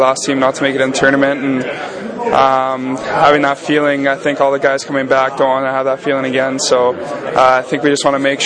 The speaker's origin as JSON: {"language": "English", "town": "Kelowna", "region": "British Columbia", "country": "Canada", "tie": "born or raised there", "moved": "yes", "said": "I actually spent about half the summer at my hometown in Kelowna, BC"}